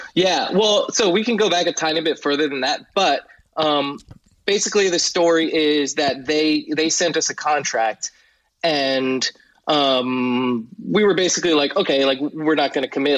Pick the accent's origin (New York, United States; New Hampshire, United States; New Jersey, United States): New Jersey, United States; I grew up in Jersey